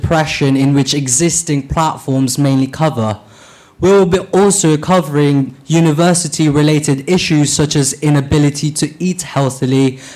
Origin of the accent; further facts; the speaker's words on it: Philippines; now in Bristol, United Kingdom; I was born in the Philippines, and I started to work at the age of 7 cleaning old bottles for reuse and packing rice cakes